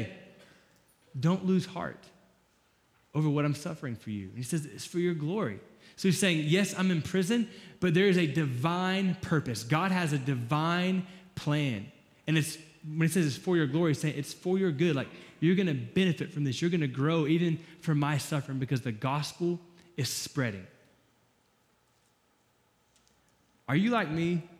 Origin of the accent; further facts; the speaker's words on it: Florida, United States; I'm from Florida